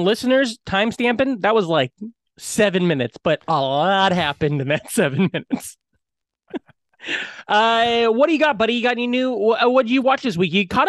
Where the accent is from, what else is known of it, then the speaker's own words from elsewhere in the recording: Iowa, United States; So then it's like a little bit of an opening and then it's like, hey, I'm from Iowa.